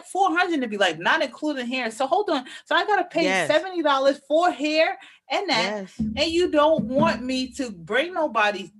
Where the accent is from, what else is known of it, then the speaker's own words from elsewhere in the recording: New York City, New York, United States; I'm from Manhattan